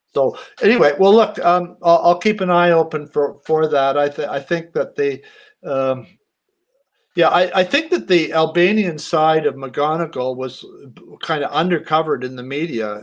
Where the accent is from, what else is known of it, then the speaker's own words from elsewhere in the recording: Canada; I'm a Canadian